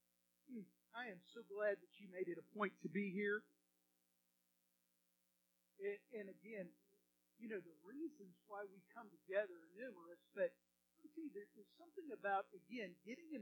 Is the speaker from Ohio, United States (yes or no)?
no; Texas, United States; accent: Texan; being an American from Texas